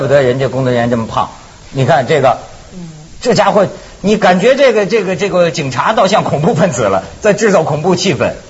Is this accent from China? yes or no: yes; Shijiazhuang, Hebei, China; 我老家也在石家庄